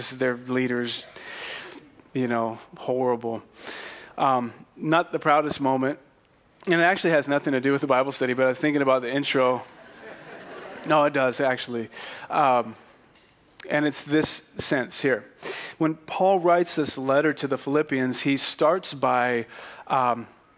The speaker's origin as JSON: {"language": "English", "town": "Fresno", "region": "California", "country": "United States", "said": "I'm from Fresno"}